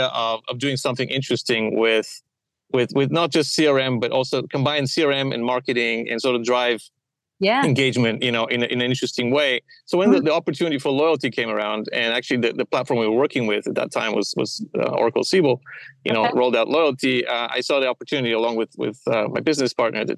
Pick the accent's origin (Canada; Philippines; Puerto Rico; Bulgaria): Bulgaria; moved away as an adult; also born or lived in Middlesbrough, England; now in United States; I was born in Bulgaria